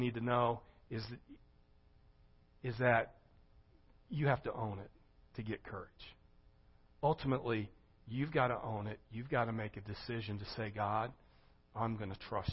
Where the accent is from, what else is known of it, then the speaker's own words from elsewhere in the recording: Gering, Nebraska, United States; now in Springfield, Missouri, United States; When I grew up in Gearing, Nebraska